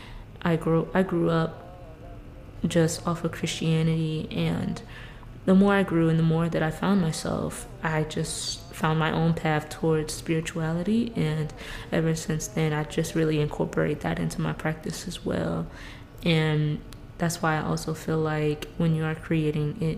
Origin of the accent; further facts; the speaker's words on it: Fort Myers, Florida, United States; I'm based and born and raised in Florida, especially South Florida, in Fort Myers